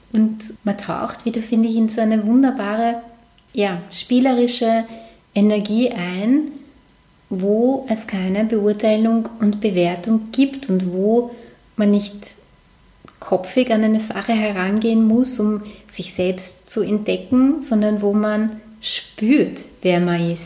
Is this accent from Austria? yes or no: yes; Vienna, Austria; moved away as an adult; now in Lower Austria, Austria; ich komme ursprünglich aus Wien, allerdings ist der Bezirk, wo ich aufgewachsen bin, drüber der Donau wirklich eher wie am Land